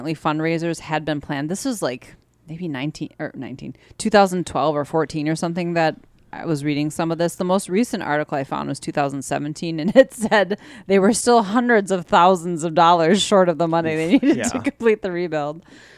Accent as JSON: {"language": "English", "region": "Wisconsin", "country": "United States", "said": "Because we're from Wisconsin."}